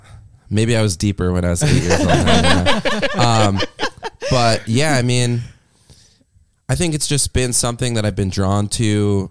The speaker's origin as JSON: {"language": "English", "town": "New Haven", "region": "Connecticut", "country": "United States", "tie": "born or raised there", "said": "Well, it's funny because when I was growing up, I grew up like right outside New Haven, and Yale hockey was like a really big program for, you know, youth hockey for a lot of people."}